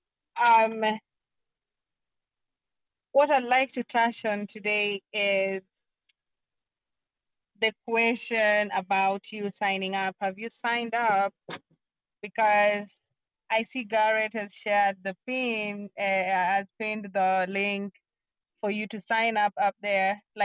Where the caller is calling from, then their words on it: Kisumu, Kisumu County, Kenya; I'm speaking from Kisumu, Kenya.